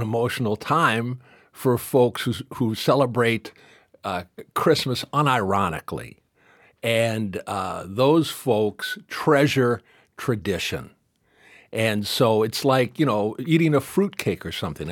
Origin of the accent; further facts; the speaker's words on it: Detroit, Michigan, United States; I grew up in Detroit in the sixties when Motown was at its height